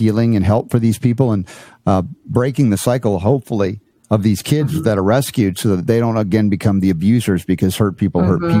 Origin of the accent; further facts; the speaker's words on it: Georgia, United States; moved away; I grew up in Georgia for 30 years